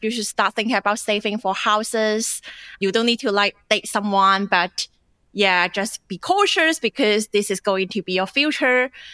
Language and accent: English; China; English is a second language; moved away as an adult; now in Australia; I grew up in China